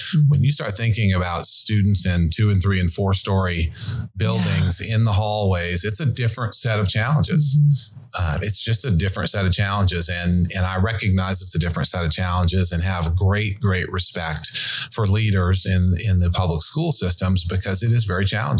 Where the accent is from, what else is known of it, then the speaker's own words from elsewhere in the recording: Montana, United States; I grew up in Montana with a fly rod in my hand.